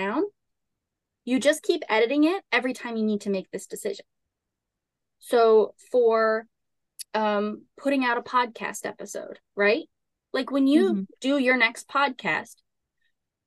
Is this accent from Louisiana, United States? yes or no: yes; Southern Louisiana, United States; I grew up in Southern Louisiana.